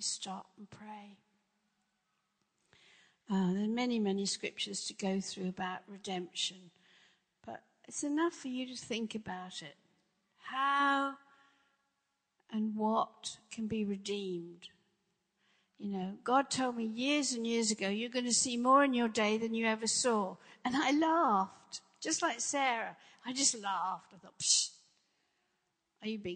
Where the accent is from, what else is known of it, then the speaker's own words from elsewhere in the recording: England, United Kingdom; moved away; also born or lived in Los Angeles; I grew up in England. I grew up in a Christian country